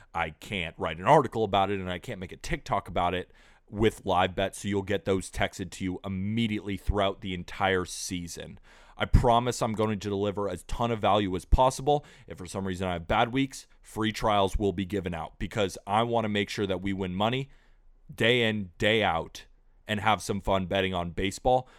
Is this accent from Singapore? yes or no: no; United States; as an American